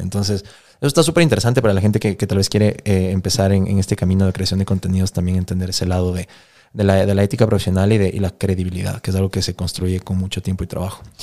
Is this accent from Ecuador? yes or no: yes; Ecuador; moved away as an adult; also born or lived in Los Angeles, United States; somos algunos ecuatorianos